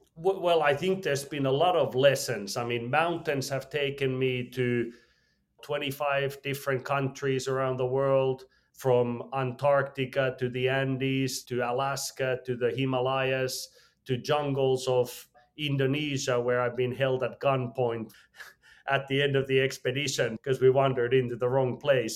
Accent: Finland; I was born in Finland, regular family

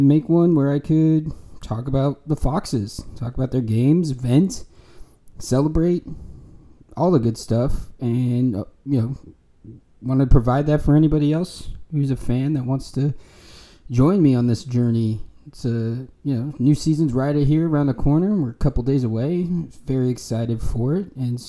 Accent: United States; now in Austin, United States; I am an American

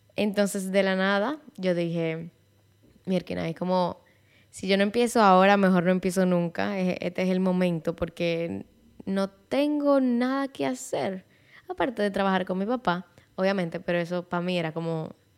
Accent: Santiago de los Caballeros, Santiago, Dominican Republic; first language Spanish; yo soy dominicana de Santiago de los Caballeros

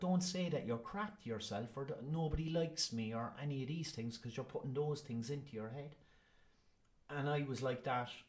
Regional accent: Ireland; I'm Irish

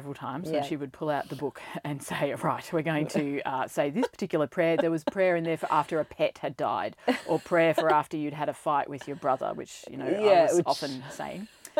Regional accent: Ballarat, Victoria, Australia; now in Melbourne, Australia; Well, I grew up in Ballarat. Yep. So I am not really a country girl. It was in the township of Ballarat.

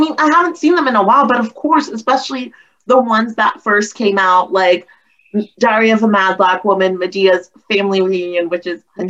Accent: the South, United States; I grew up in the South

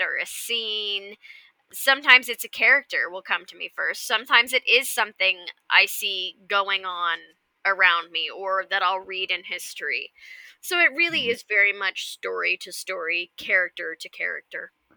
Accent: Kansas, United States; growing up in Kansas where there are a fair few tornadoes

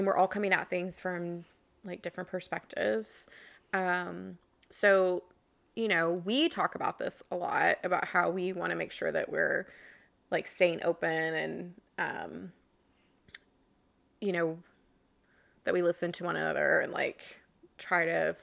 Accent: Oklahoma, United States; moved away; I'm from Oklahoma, which is a very Republican conservative state

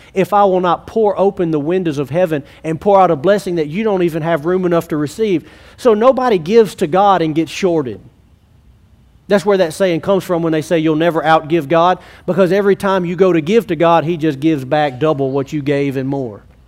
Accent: Alexandria, United States; I grew up in Alexandria, but I'm not in Alexandria because I love Alexandria

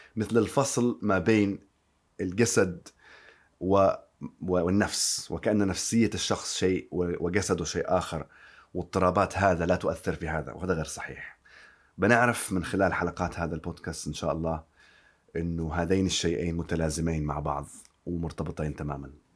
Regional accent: Yemen; now in London, United Kingdom; أنا طبيب وأصلي من اليمن

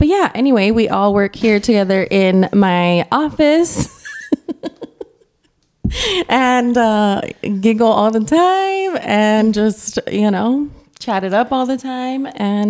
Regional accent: Mexico; now in Albuquerque, United States; I was born in Mexico. And that's a common thread we all have is our Latina culture.

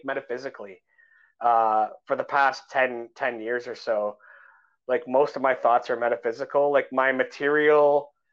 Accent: Canada; I'm a Canadian guy

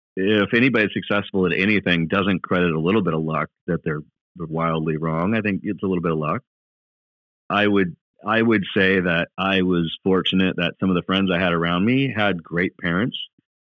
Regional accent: Milwaukee, Wisconsin, United States; also born or lived in Walla Walla, Washington; In Milwaukee.

